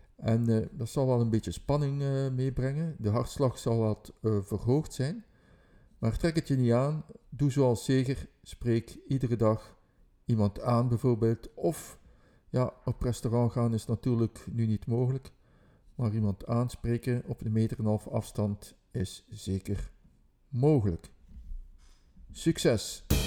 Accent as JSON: {"language": "Dutch", "town": "Ghent", "region": "Flanders", "country": "Belgium", "said": "dat ik van Gent ben"}